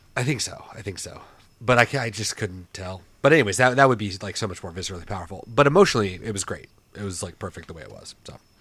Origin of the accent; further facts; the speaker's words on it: Portland, Oregon, United States; moved away; we're all from Portland